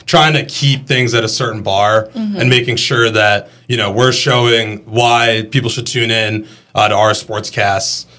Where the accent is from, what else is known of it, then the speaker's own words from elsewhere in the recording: Boston, Massachusetts, United States; moved away as an adult; also born or lived in Montana / Pennsylvania; now in Greenville, United States; I grew up in Boston